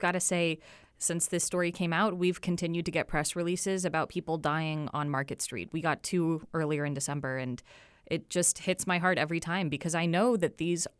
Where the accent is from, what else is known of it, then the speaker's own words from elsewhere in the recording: Portland, Oregon, United States; now in Wilmington, United States; because I came from Oregon and Portland, was very aware of how different the bike infrastructure is here.